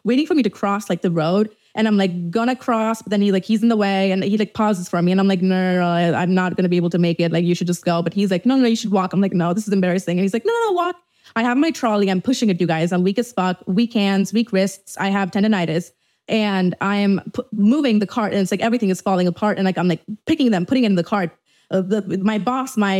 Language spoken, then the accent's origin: English; Dubai, United Arab Emirates; moved away as an adult; now in Los Angeles, United States; I was brought up in Dubai my entire life, but you know, I'm Indian